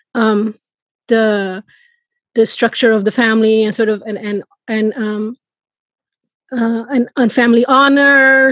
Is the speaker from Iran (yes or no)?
yes; Iran; moved away; I'm originally from Iran